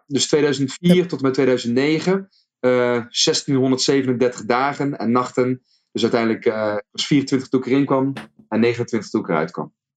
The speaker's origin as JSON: {"language": "Dutch", "region": "North Brabant", "country": "Netherlands", "tie": "born or raised there", "accent": "Brabants", "said": "zelf gewoon geboren en getogen. Gewoon in Brabantse land. Dus ik kan gewoon ik gaan praten in Brabants als wil"}